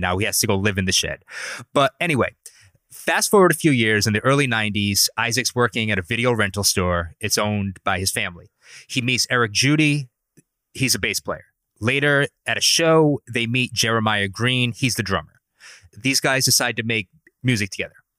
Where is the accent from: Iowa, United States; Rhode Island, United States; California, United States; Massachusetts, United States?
Rhode Island, United States; Providence; accent: Providence, Rhode Island; my accent, which is from Providence, Rhode Island